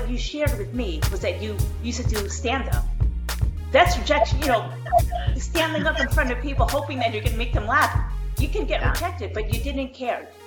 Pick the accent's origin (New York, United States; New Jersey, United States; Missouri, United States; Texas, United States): New York, United States; moved away as an adult; now in Las Vegas, United States; I'm from New York. I've been living here in Vegas with my family for 13 years.